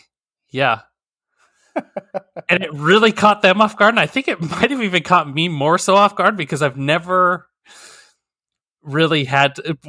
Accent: Wyoming, United States; now in Missouri, United States; So, I unironically tell people howdy, by the way, since I grew up in Wyoming.

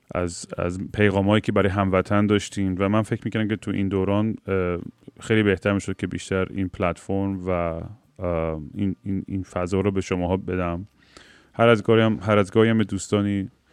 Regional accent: Iran; moved away; ماهایی که خارج از ایران هستیم

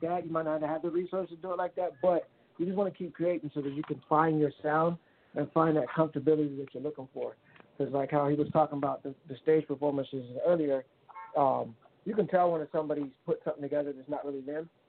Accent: California, United States; moved away; also born or lived in Miami; I'm originally from California

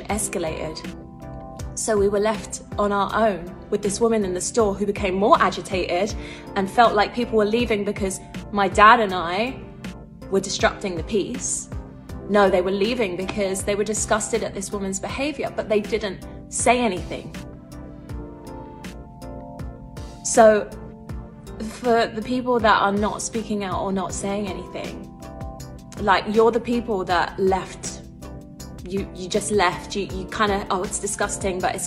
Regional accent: London, United Kingdom; also born or lived in Islington, London; I grew up in Hackney.

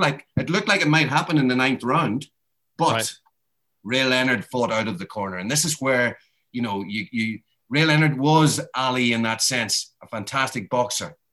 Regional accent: Ireland; I'm Irish.

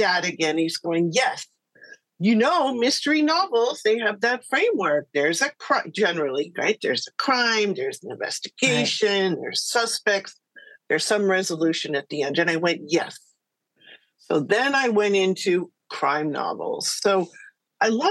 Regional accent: California, United States; I'm from California

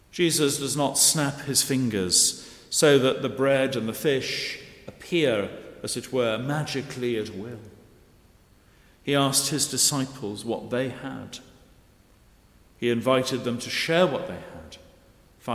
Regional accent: Cheshire, North West England, United Kingdom; now in Guernsey; Growing up in Cheshire, the main holiday destination was North Wales

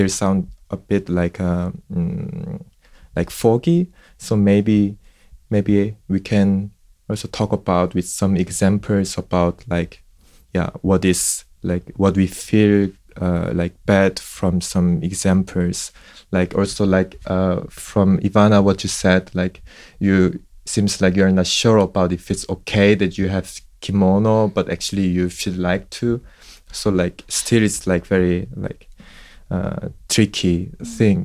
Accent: South Korea; English is a second language; moved away as an adult; now in Germany; from South Korea, and I live in Germany since three and a half years now

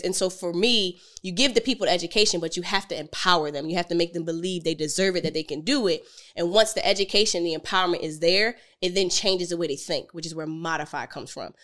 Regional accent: Philadelphia, Pennsylvania, United States; I'm from Philly

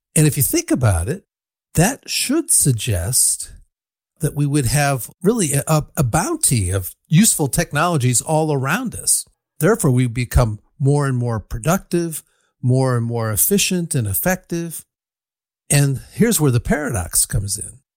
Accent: Ann Arbor, Michigan, United States; born or raised there; now in Berkeley, United States

